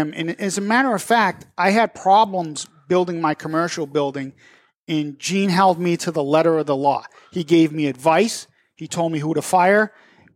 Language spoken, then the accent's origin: English; Methuen, Massachusetts, United States; born and raised in Methuen